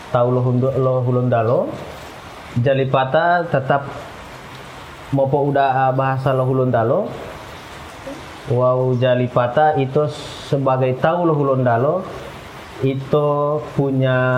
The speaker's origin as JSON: {"language": "Indonesian", "region": "Gorontalo", "country": "Indonesia", "said": "bagaimana jati diri kita sebagai orang Gorontalo hari ini Gorontalo itu minat literasinya masih rendah"}